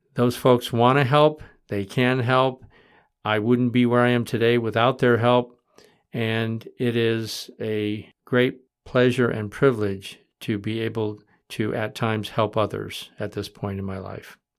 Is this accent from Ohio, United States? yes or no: no; Michigan, United States; now in Vermont, United States; I grew up in Michigan